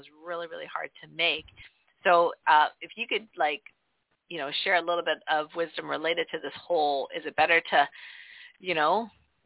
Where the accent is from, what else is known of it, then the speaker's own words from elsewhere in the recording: Canada; also born or lived in northern New York; now in New York, United States; we grew up in Canada